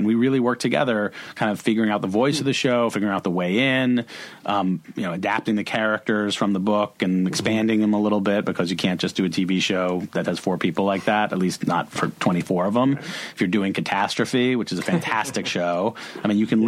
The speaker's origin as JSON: {"language": "English", "town": "Boston", "region": "Massachusetts", "country": "United States", "also_born_or_lived": "Los Angeles / New York", "moved": "yes", "said": "going to Cape Cod every summer as a Bostonian."}